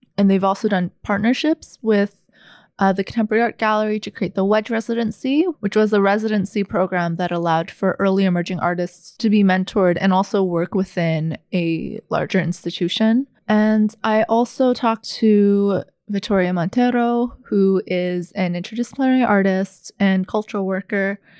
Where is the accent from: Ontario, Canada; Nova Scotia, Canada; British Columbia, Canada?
British Columbia, Canada; Vancouver; also born or lived in Guangzhou, China; I was born in Guangzhou, China, and immigrated to Vancouver when I was four